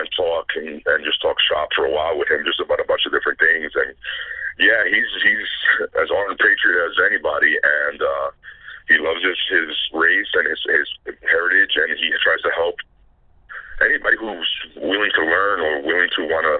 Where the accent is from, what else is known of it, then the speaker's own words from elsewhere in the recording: Puerto Rico; first language Spanish; English is a second language; I was raised in Puerto Rico. Spanish was my first language. I didn't speak, read, or write English till I was about 10, 11.